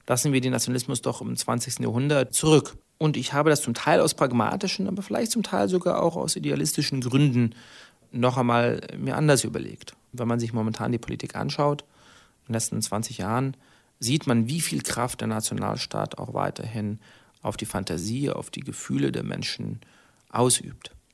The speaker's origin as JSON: {"language": "German", "country": "Germany", "said": "wir haben äh, als Deutsche eine besondere Solidarität zueinander"}